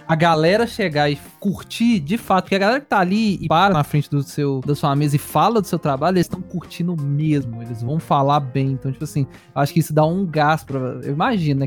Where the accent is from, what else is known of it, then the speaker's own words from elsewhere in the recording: Belo Horizonte, Minas Gerais, Brazil; eu sou de BH